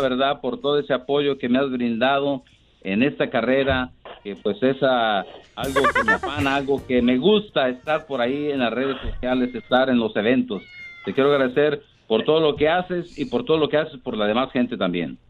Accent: Ciudad Guzmán, Jalisco, Mexico; now in United States; soy de Ciudad Guzmán, Jalisco

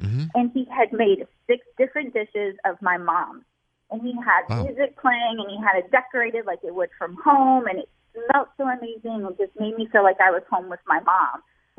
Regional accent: the South, United States; moved away; I am originally from the South

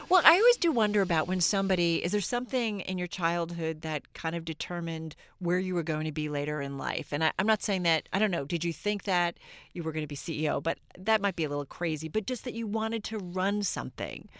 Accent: New Jersey, United States; born and bred in New Jersey.

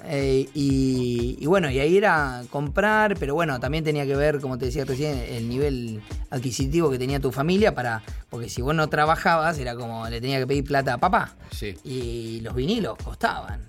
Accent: Ingeniero Maschwitz, Buenos Aires Province, Argentina; tengo muchos, muchas amistades y fui toda mi vida de ahí

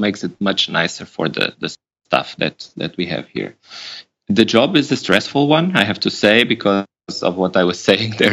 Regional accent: Lisbon, Portugal; now in Berlin, Germany; So I'm Portuguese. I was born in Lisbon. I live in Berlin now. So that's already, I'm away from my hometown

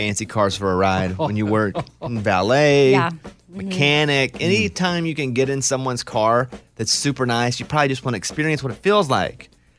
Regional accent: Arkansas, United States; Now, me growing up in Arkansas

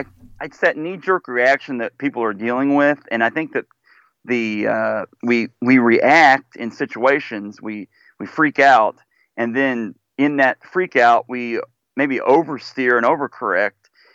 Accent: Missouri, United States; I'm from Missouri. Surely he wouldn't do that.

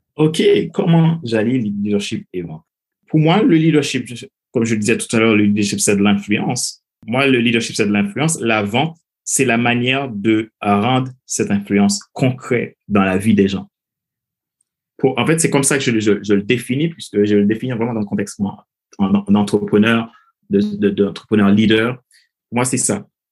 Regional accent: Haiti; moved away as an adult; je suis originaire de Haïti, donc j'ai grandi dans un pays

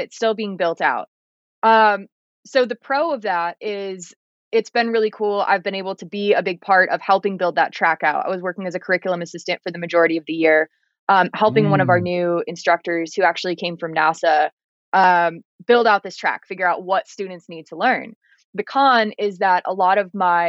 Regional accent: San Diego, California, United States; the neighborhoods that I grew up in San Diego

